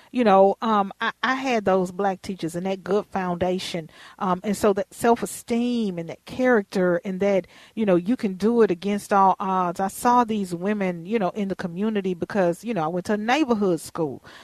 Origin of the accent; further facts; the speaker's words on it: Houston, Texas, United States; now in Minnesota, United States; I grew up in Houston where you had to go to the school in your neighborhood because of districting and, and the regulations there.